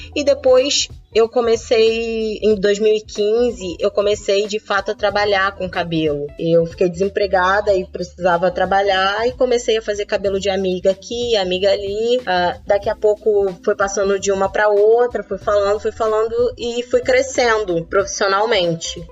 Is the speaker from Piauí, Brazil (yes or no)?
no; interior of Minas Gerais, Brazil; now in Rio de Janeiro, Brazil; fui criada no interior de Minas